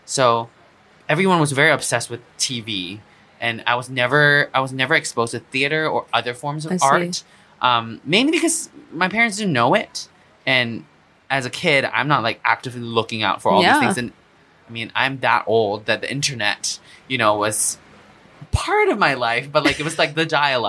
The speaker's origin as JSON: {"language": "English", "country": "Singapore", "tie": "born or raised there", "moved": "yes", "said": "when I was growing up in Singapore, I had no exposure to theater."}